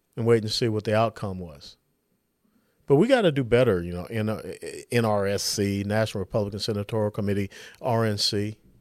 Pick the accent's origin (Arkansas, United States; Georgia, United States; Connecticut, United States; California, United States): Georgia, United States; I was born and raised there in Georgia, the Peach State.